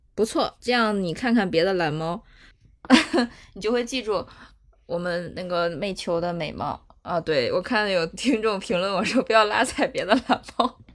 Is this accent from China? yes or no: yes; China; 我们中国人在这种一些情况下的这些行为